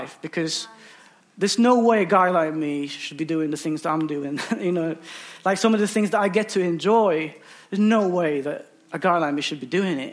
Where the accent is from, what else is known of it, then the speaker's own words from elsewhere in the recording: Philippines; now in United Kingdom; I'm originally from the Philippines